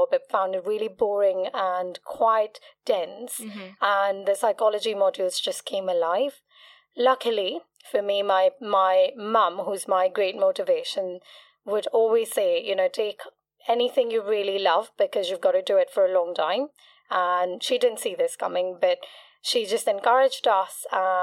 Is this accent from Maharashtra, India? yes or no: yes; Mumbai, Maharashtra, India; moved away as an adult; also born or lived in England; now in London, United Kingdom; I'm from Mumbai. Yeah. I belong to a small community within the Gujaratis called Kutchis. I trained in psychology initially in Mumbai